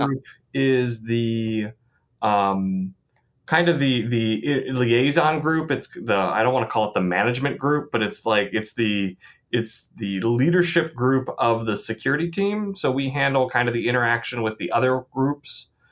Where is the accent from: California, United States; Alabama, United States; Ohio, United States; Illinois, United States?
Ohio, United States; Columbus; now in Michigan, United States; I grew up in Columbus, Ohio